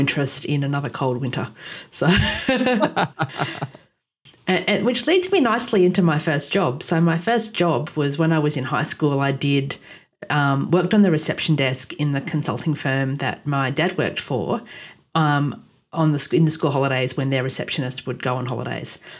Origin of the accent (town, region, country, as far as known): Australia; born or raised there; also born or lived in Ottawa, Canada